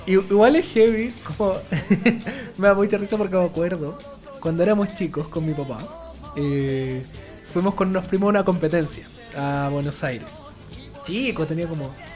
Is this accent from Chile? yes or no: yes; Chile; en Chile nadie era otaku, supuestamente, en mis tiempos de, de, colegio